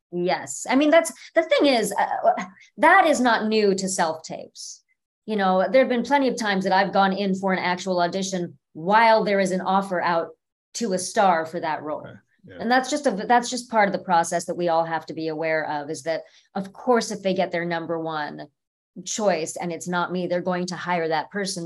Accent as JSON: {"language": "English", "area": "Orange County", "region": "California", "country": "United States", "tie": "born or raised there", "also_born_or_lived": "Cleveland, Ohio", "said": "I was born in Cleveland, but I was raised in Orange County, California"}